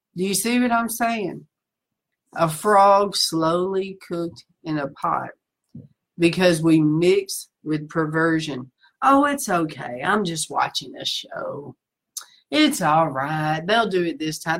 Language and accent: English; the South, United States; moved away as an adult; I'm from the South